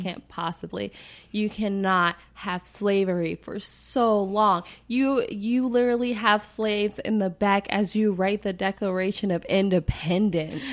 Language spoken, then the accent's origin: English; United States; being raised as an American